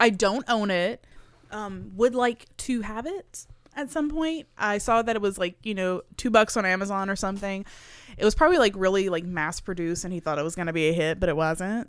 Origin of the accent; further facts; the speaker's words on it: near Houma, Louisiana, United States; the movie theater closest to my hometown was, like, forty-five minutes away in Homa